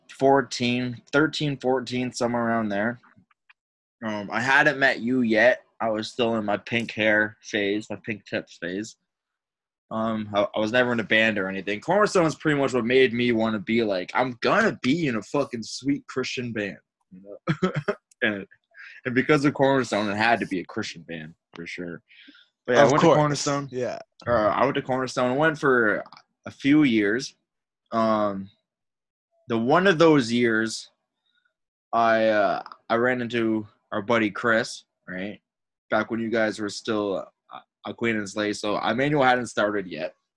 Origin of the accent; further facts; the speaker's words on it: Windsor, Ontario, Canada; we're from Windsor, Ontario